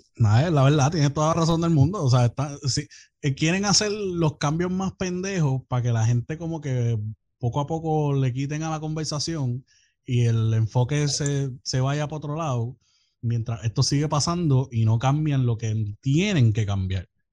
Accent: Puerto Rico; soy de Puerto Rico y que vivo allá.

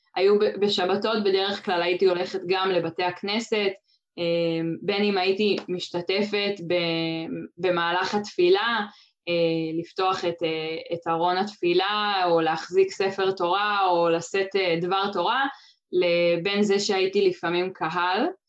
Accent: Kfar Tavor, Northern District, Israel; כן, אז גדלתי בכפר תבור, אה, שנמצא באזור סובב כנרת

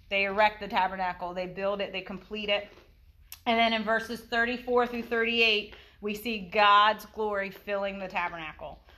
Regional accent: United States; I'm from Sussex County. History wasn't

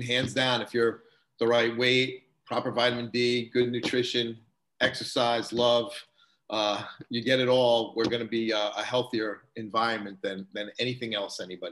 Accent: New York, United States; moved away as an adult; also born or lived in Long Island / Westborough, Massachusetts; now in Hudson, United States; I grew up in New York

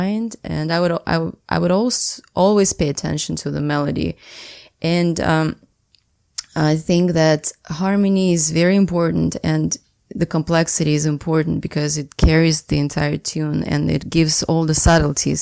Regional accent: Saint Petersburg, Russia; I was born and raised in St. Petersburg

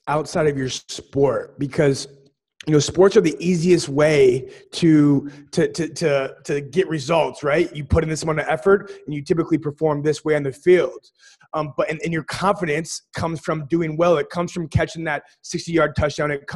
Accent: Sioux Falls, South Dakota, United States; where you and I grew up in Sioux Falls, South Dakota.

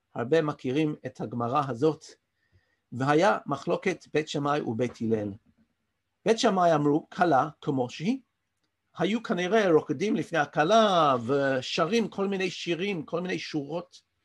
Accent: London, United Kingdom; accent: English; first language English; Hebrew is a second language; moved away as an adult; now in Israel; נולדתי באנגליה וגדלתי שם

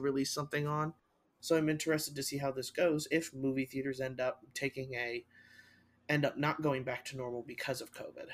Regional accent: Costa Rica; now in United States; my home country in Costa Rica

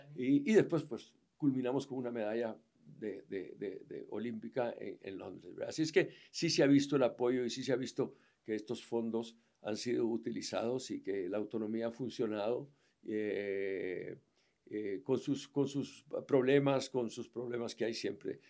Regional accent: Guatemala; Guatemala es mi país, porque soy guatemalteco natural

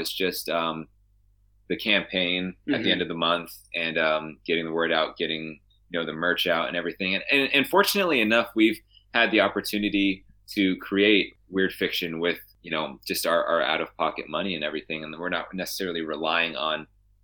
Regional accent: Saegertown, Pennsylvania, United States; I'm from Stegertown, which is like 5-10 minutes away.

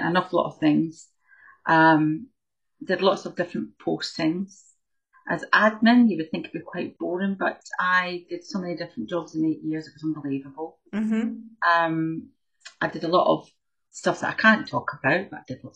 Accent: Scotland, United Kingdom; So I grew up in Scotland

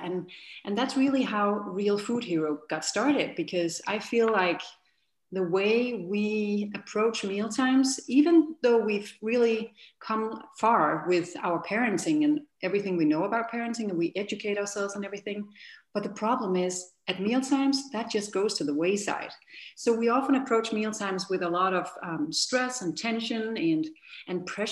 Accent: Denmark; moved away as an adult; now in United States; my husband and I, we are from Denmark

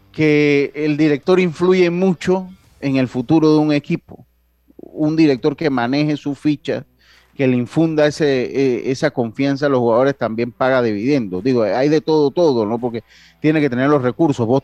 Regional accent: Santo Domingo, Distrito Nacional, Dominican Republic; saludos desde la capital del mundo, desde la ciudad de Santo Domingo, claro que sí, la ciudad misa, de donde soy yo, de mi ciudad de Santo Domingo.

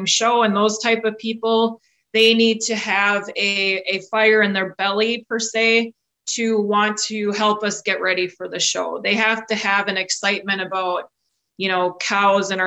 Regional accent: central Minnesota, United States; also born or lived in Elmira, Wisconsin; now in Wisconsin, United States; I'm actually a native of central Minnesota, grew up on a registered

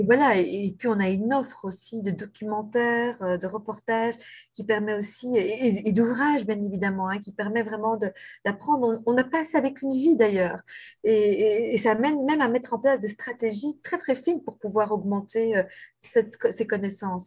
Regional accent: Brussels, Brussels-Capital Region, Belgium; je suis bruxelloise depuis toujours, en fait, parce que non seulement je, je suis née à Bruxelles

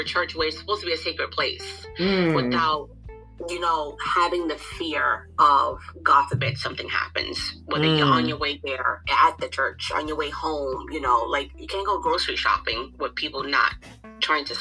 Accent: New York City, New York, United States; growing up in Brooklyn

